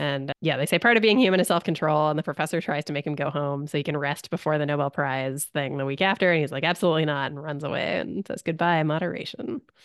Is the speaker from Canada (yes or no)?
yes; Canada; as a Canadian